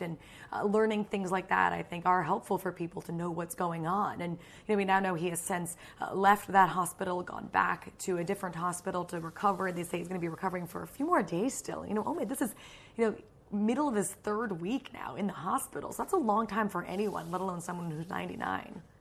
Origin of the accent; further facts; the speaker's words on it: United States; as an American